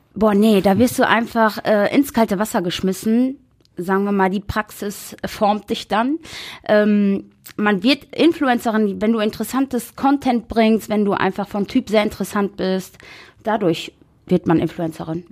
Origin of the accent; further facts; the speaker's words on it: Essen, North Rhine-Westphalia, Germany; 3.12.1990 und ich komme aus Essen